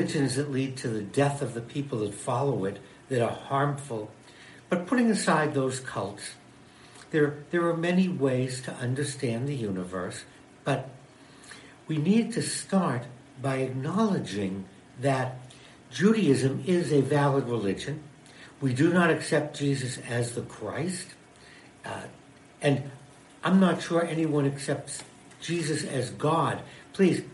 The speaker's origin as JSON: {"language": "English", "country": "United States", "said": "I'm an American Jew, a Jewish American"}